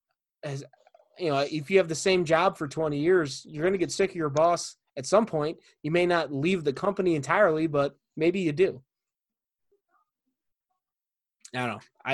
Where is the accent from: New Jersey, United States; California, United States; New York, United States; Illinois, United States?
Illinois, United States; Chicago; growing up in the Chicago area in the 90s